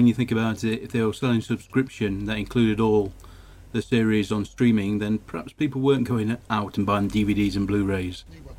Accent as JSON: {"language": "English", "country": "Egypt", "said": "I am from Egypt. Therefore, I understand Egyptian."}